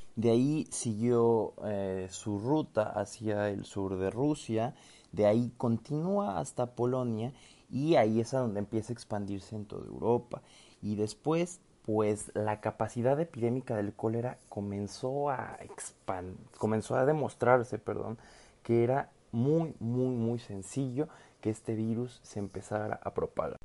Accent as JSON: {"language": "Spanish", "country": "Mexico", "said": "no solamente como mexicanos, sino como mestizos."}